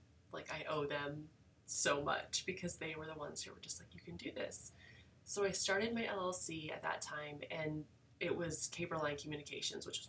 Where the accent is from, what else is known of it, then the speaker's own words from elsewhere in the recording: Emporia, Kansas, United States; also born or lived in Junction City, Kansas; I am a Kansas native. I was born in Emporia, Kansas, and graduated from Junction City High School.